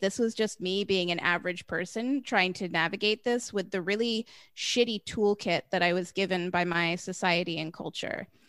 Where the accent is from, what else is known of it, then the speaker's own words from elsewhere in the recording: United States; I grew up in the United States